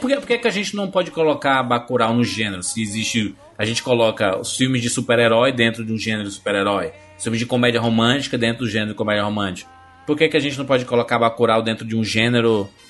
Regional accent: Fortaleza, Ceará, Brazil; somos do, de, de Fortaleza, do Ceará

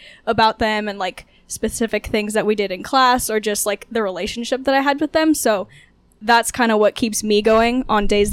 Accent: Southern California, United States; moved away as an adult; I'm originally from Southern California

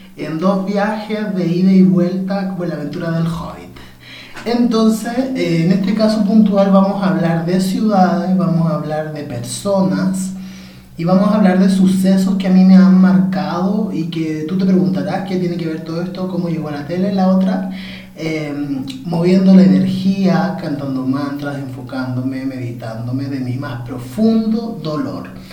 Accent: Copiapó, Atacama, Chile; cuando era pequeño en calle Maipú, en Copiapó, ¿cierto? Cuando me fui a vivir a Copiapó

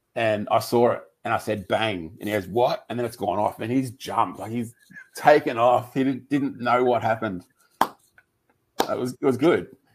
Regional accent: Lismore, New South Wales, Australia; I grew up in Lismore, which is up near the Queensland border.

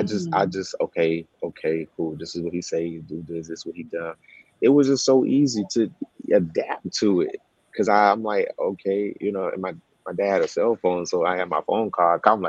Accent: the South, United States; one, I'm from the South, and I also just say that it's something interesting about Southern people. There are some good things and bad things about just Southern people in general.

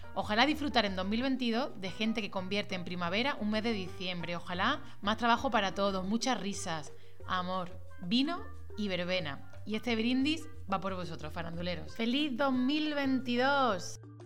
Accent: Málaga, Andalusia, Spain; moved away as an adult; also born or lived in Madrid; yo soy de Málaga, he tenido que irme a Madrid casi 14 años para volver ahora

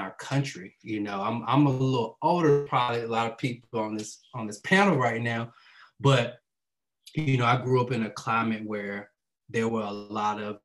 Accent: East Coast, United States; I was definitely from the East Coast

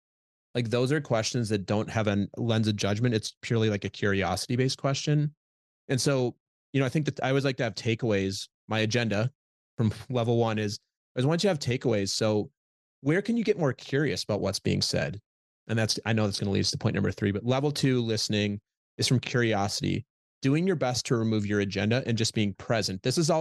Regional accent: Midwest, United States; The context I grew up with in Midwest, just the way I grew up, is we're humble.

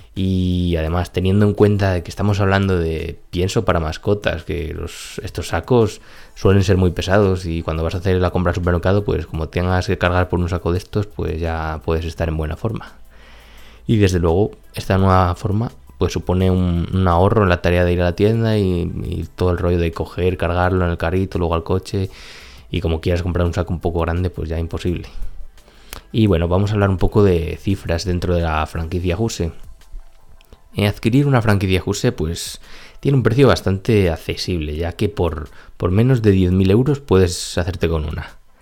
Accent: Spain; en nuestro país

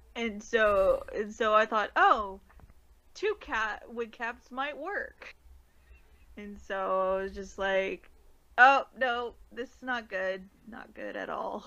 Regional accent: California, United States; I'm not from uh, Washington or Oregon, so I'm from California

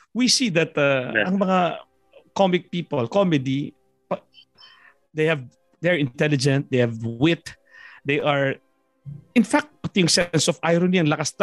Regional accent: Philippines; accent: provincial English; moved away; galing ako sa probinsya

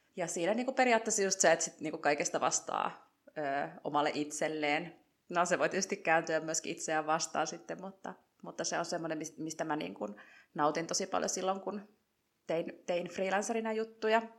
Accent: Joensuu, North Karelia, Finland; now in Madrid, Spain; mä oon 36-vuotias ja Joensuusta alun perin lähtöisin

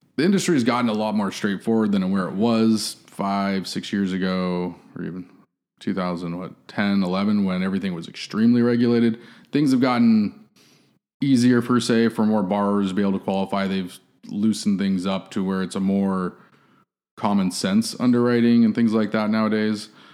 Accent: San Diego, California, United States; moved away as an adult; now in Austin, United States; born and raised in San Diego

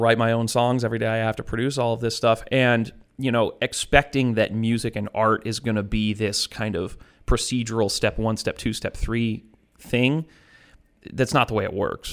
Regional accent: Western New York, United States; I grew up in Western New York.

